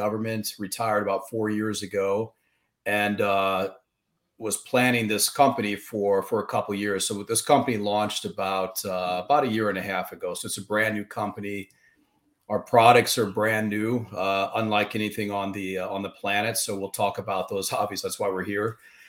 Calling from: Williamsburg, Virginia, United States; I'm calling in from Virginia, Williamsburg, Virginia. That's where we're based. Here on the East Coast.

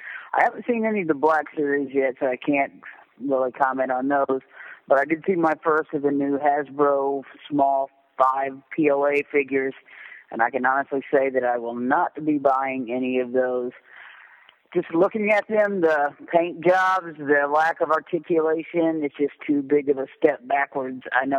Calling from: Southern Indiana, United States; I'm calling from Southern Indiana

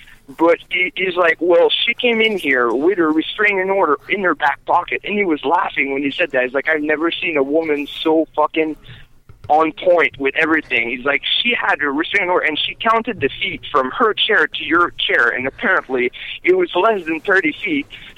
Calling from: Las Vegas, Nevada, United States; Hey, how are you? … from Las Vegas.

